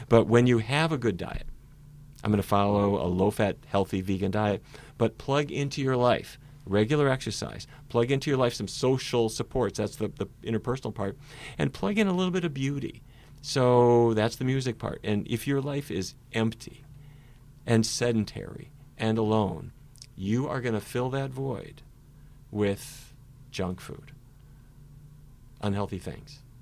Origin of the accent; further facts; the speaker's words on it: Fargo, North Dakota, United States; moved away; when I was a little kid, growing up in Fargo, North Dakota.